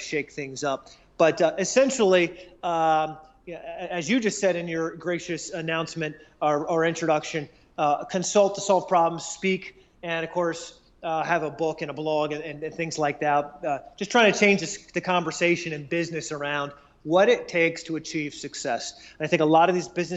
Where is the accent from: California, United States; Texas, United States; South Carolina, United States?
South Carolina, United States; my hometown here in the Southeast in South Carolina